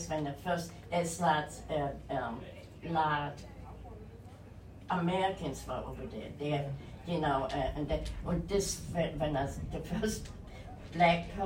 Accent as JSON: {"language": "English", "region": "East Germany", "country": "Germany", "tie": "born or raised there", "second_language": "English", "moved": "yes", "said": "I was raised in East Germany, but this was controlled by Russians"}